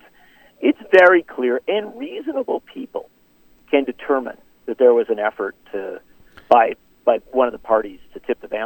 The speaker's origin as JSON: {"language": "English", "town": "Racine", "region": "Wisconsin", "country": "United States", "tie": "born or raised there", "said": "Having been born and raised in Wisconsin"}